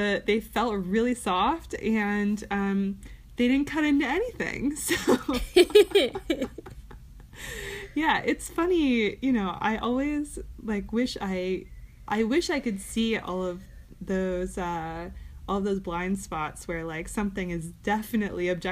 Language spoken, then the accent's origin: English; Ann Arbor, Michigan, United States; I grew up in Ann Arbor